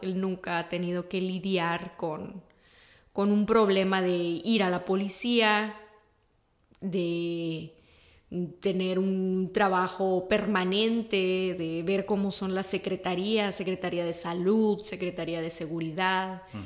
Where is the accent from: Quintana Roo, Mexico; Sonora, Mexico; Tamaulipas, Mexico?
Tamaulipas, Mexico; Ciudad Victoria; Yo soy mexicana, nací y crecí en Ciudad Victoria, Tamaulipas, en el norte del país